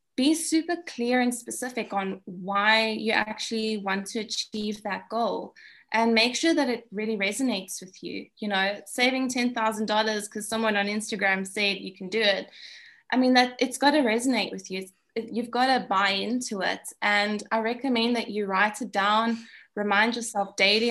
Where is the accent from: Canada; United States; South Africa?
South Africa; being South African